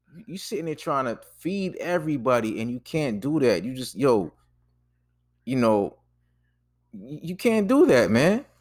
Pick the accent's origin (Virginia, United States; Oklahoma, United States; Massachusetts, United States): Massachusetts, United States; Boston; moved away as an adult; also born or lived in Jersey City / Washington, D.C.; I'm from Boston, so we didn't have Checkers.